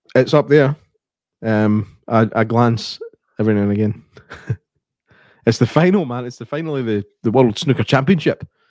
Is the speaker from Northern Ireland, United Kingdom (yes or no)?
no; Scotland, United Kingdom; I'm Scottish